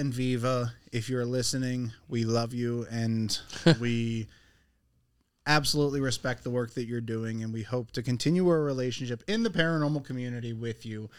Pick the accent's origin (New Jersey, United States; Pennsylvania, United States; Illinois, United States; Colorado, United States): Pennsylvania, United States; Pittsburgh; So we are from the Pittsburgh area